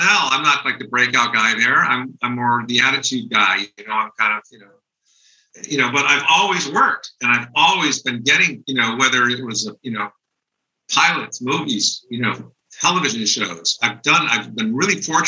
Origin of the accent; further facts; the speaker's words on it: East Coast, United States; moved away; also born or lived in Hollywood; I was East Coast, I was from the East Coast.